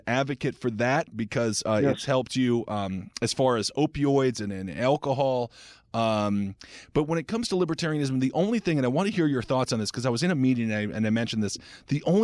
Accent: Wisconsin, United States; I also am a former morbidly obese individual from Wisconsin

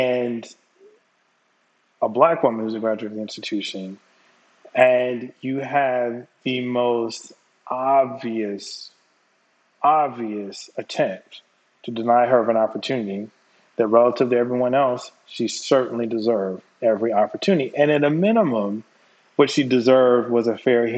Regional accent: North Carolina, United States; I'm born and raised in North Carolina.

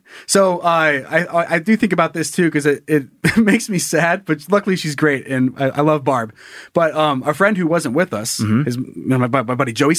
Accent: Sun Valley, Idaho, United States; also born or lived in Salmon, Idaho / Coeur d'Alene, Idaho; my hometown of Sun Valley, Idaho

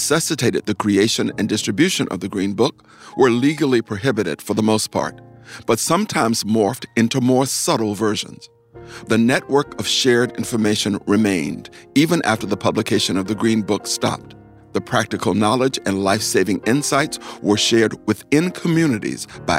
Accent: the South, United States; a person also born and raised in the South

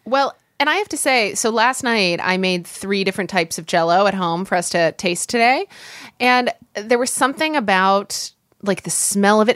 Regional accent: Midwest, United States; growing up in the Midwest, as I did, i, in the eighties

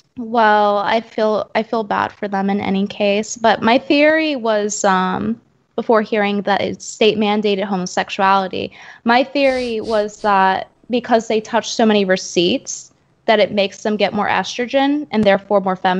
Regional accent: New York, United States; now in Texas, United States; Now, I'm very used to the homosexuals, the homosexual class, considering I'm from

